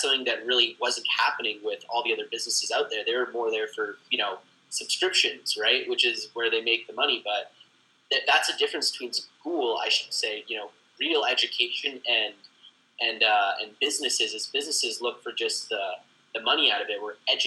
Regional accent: Canada; I'm from Canada

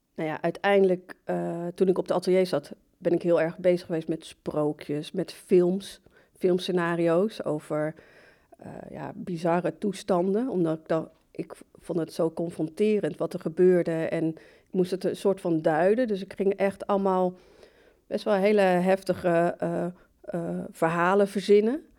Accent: Barneveld, Gelderland, Netherlands; moved away as an adult; also born or lived in Morocco; now in Amsterdam, Netherlands; ik ben in Marokko geboren, Ik kom uit een islamitische familiegezin, ehm, opgegroeid in Barneveld, de Bijbelbelt

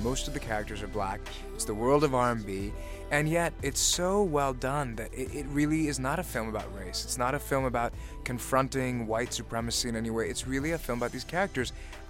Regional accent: Richmond, Virginia, United States; maybe it's the growing up in Richmond, maybe it's being a kid of the 90s

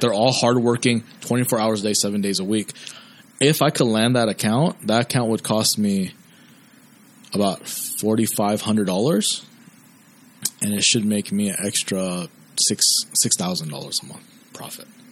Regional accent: United States; been born and raised in America

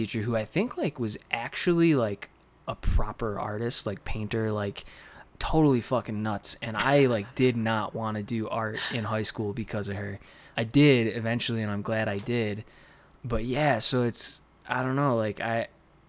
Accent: Dunkirk, New York, United States; now in Santa Fe, United States; I grew up in Dunkirk, New York, which is near Buffalo, a couple snowdrifts away

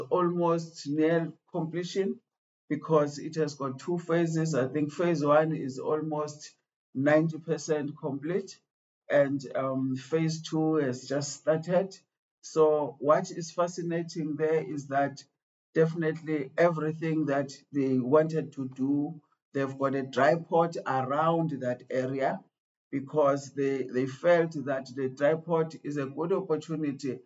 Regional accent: South Africa; we as South African

